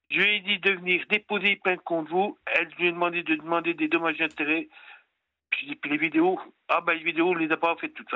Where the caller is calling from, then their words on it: Pontarlier, Bourgogne-Franche-Comté, France; Moi 56 ans, puis je suis de Pontarlier.